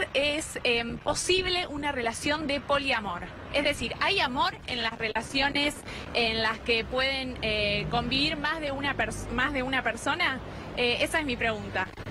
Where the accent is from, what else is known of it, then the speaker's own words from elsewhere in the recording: Rosario, Santa Fe, Argentina; yo soy de Rosario